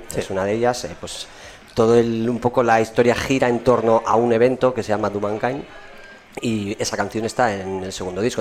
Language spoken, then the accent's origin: Spanish; Matiena, Basque Country, Spain; moved away; yo además soy de aquí de Matiena, de toda la vida, aunque ahora vivo fuera, pero bueno, pues me crié aquí